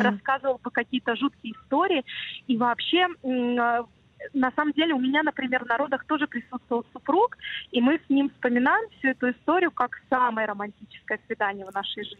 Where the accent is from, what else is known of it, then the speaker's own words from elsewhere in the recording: Minsk, Belarus; moved away; такой вот у нас Минск был маленький, я сама родом из Минска